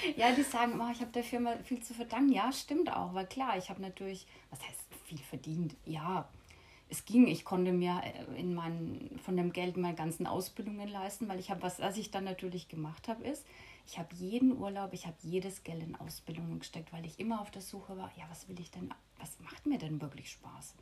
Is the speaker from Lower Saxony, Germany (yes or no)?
no; Lower Franconia, Bavaria, Germany; moved away as an adult; now in Mallorca, Spain; Aus Bayern, falls man es noch nicht hört, aus Unterfranken